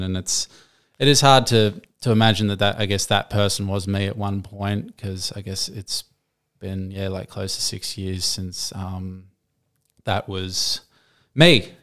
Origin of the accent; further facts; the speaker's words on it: Gold Coast, Queensland, Australia; I'm born and raised on the Gold Coast